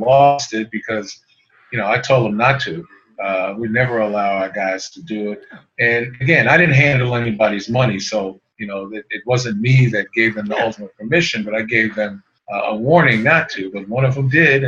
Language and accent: English; New York City, New York, United States; also born or lived in Queens, New York; now in Maryland, United States; my hometown of Brooklyn, New York. That's where I was born and raised in part, and we moved to Queens